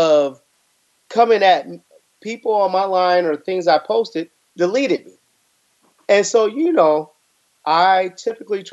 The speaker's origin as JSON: {"language": "English", "town": "Waukegan", "region": "Illinois", "country": "United States", "tie": "born or raised there", "said": "my hometown, one of the things is we have such a great community in Waukegan, Illinois"}